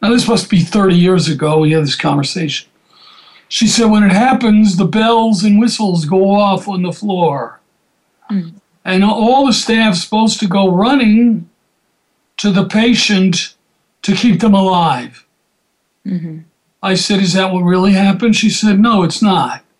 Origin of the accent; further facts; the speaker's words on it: Atlanta, Georgia, United States; I grew up in Atlanta